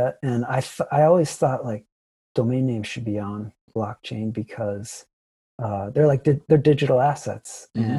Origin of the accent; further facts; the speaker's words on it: Ohio, United States; moved away; I'm from Ohio originally